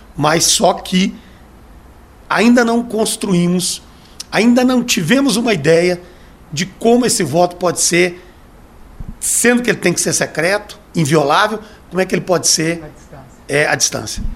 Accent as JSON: {"language": "Portuguese", "country": "Brazil", "said": "Eu sou brasileiro."}